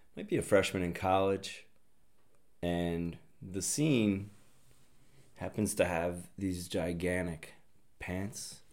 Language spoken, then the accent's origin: English; Upper Darby, Pennsylvania, United States; I'm from Upper Darby, Pennsylvania, Delco